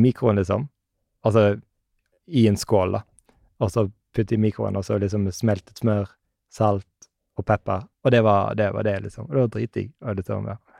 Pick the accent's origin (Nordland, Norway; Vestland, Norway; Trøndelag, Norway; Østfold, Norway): Vestland, Norway; Bergen; Jeg er fra Bergen